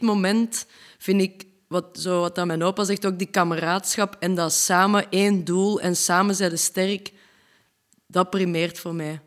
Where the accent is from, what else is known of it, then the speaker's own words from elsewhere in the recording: Leuven, Flanders, Belgium; we zijn een band van België uit Leuven